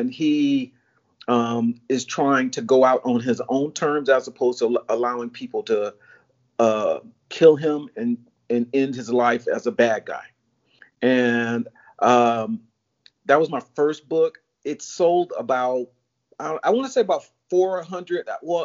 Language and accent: English; Chicago, Illinois, United States; moved away as an adult; also born or lived in California; now in Florida, United States; I'm originally from Chicago